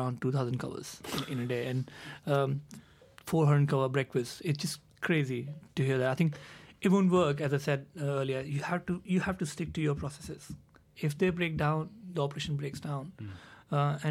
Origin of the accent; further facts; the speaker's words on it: India; now in London, United Kingdom; I come from India